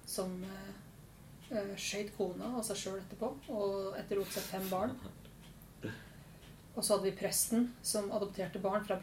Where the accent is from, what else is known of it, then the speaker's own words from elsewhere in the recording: Våler, Innlandet, Norway; Det er to ord for, på folk der jeg kommer fra. Det ene er navnet på dialekta, som jeg ikke har lenger.